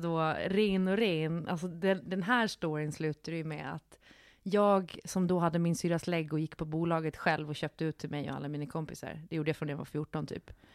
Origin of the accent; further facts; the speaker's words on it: Gotland, Sweden; moved away; När jag är hemma på Gotland